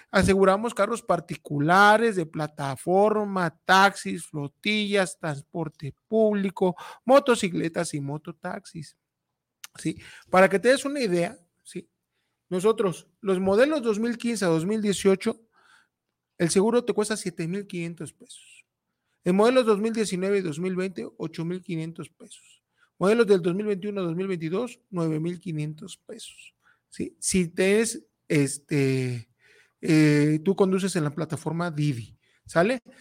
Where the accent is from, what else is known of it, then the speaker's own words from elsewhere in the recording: Mexico; somos mexicanos